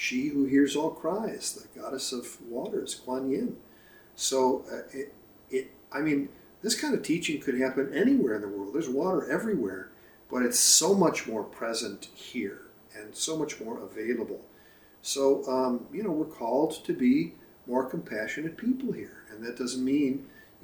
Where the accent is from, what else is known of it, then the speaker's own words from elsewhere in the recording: Chicago, Illinois, United States; moved away as an adult; now in Cascadia, United States; I've lived here since 1988. I grew up in Chicago.